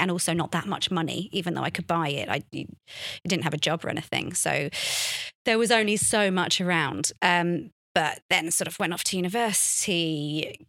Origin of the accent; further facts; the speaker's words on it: London, United Kingdom; a thirteen-year-old growing up in London